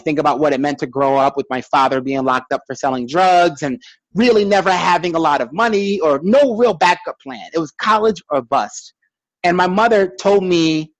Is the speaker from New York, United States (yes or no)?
yes; New York City, New York, United States; I'm still from Brooklyn